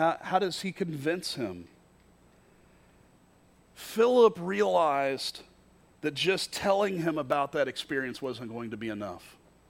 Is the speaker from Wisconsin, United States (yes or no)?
no; Kentucky, United States; The very first time I entered into the Quad Cities, I was in college from Kentucky